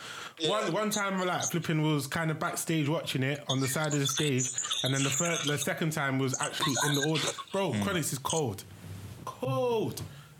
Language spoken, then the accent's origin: English; London, United Kingdom; I'm from Southwest London.